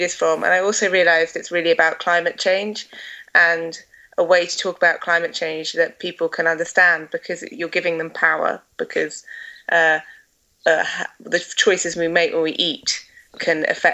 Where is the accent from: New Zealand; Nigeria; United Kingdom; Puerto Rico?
United Kingdom; Essex, East of England; now in Scotland, United Kingdom; I grew up in Essex, but my family are all from Scotland, so I've moved back to Scotland.